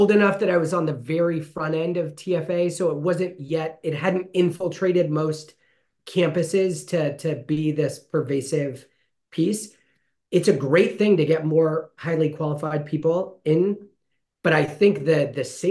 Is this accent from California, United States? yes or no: yes; Fresno, California, United States; I grew up here in Fresno, loved Fresno, started Heaton Elementary